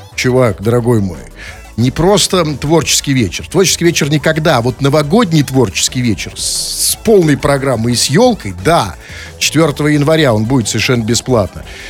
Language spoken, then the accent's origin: Russian; Saint Petersburg, Russia; Мы же петербуржцы такие лощёные, холёные